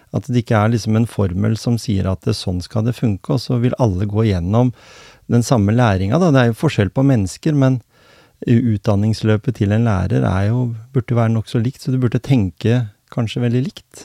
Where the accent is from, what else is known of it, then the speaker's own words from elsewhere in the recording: Norway; Jeg er vokst opp her på Hjemsø, eller i Gråten